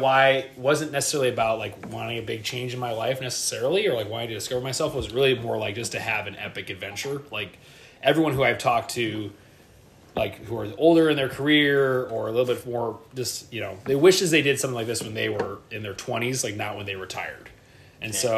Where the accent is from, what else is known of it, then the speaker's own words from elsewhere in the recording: Midwest, United States; I'm from the Midwest